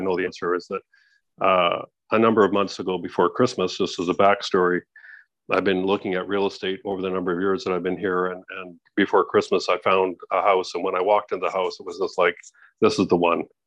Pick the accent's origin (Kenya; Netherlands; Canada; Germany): Canada; moved away as an adult; now in Mexico; I'm in Mexico. I'm a Canadian.